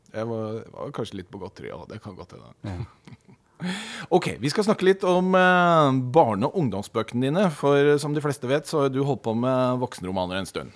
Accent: Oslo, Norway; vi er begge fra Grorud.

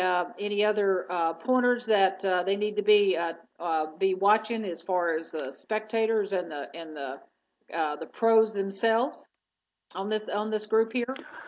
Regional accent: Tennessee, United States; Oh, who's from Tennessee? That's my home state.

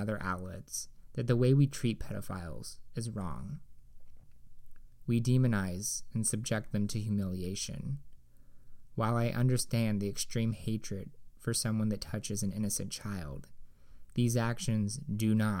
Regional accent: Indiana, United States; born or raised there

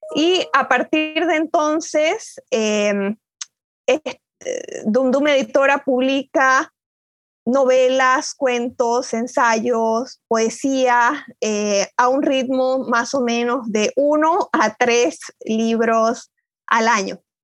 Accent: Bolivia; moved away as an adult; also born or lived in Buenos Aires, Argentina; now in Ithaca, United States; me fui de Bolivia hace muchos años, ya hace más de 10 años que vivo en, en Ítaca, en, los Estados Unidos

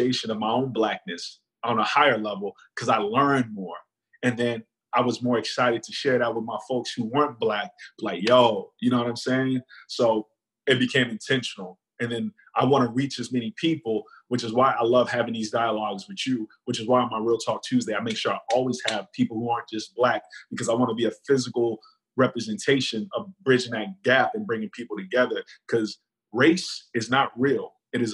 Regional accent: United States; I am very American

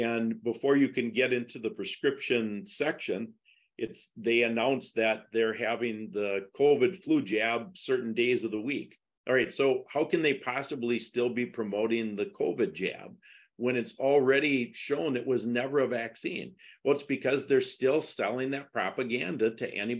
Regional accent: Wisconsin, United States; I was from Wisconsin because I'm the only one without an accent.

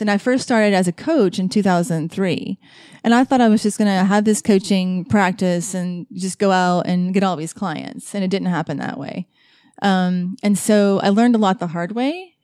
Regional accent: Asheville, North Carolina, United States; I'm from Asheville

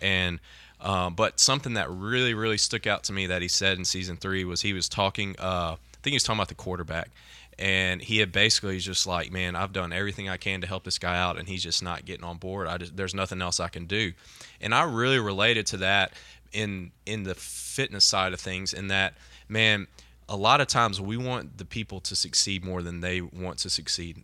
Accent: Mississippi, United States; growing up in Mississippi and having so many junior colleges here.

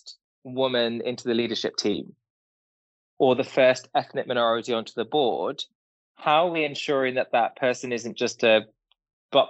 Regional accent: Derby, East Midlands, United Kingdom; I was born and bred in a small town called Derby

